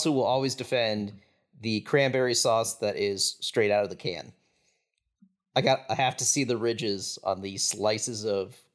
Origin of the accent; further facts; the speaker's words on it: Midwest, United States; as a Midwesterner